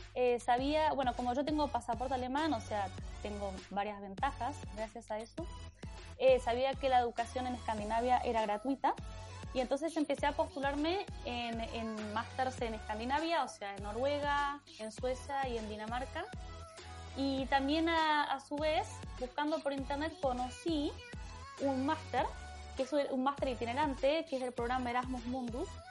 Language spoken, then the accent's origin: Spanish; Buenos Aires, Argentina; moved away as an adult; yo soy de Buenos Aires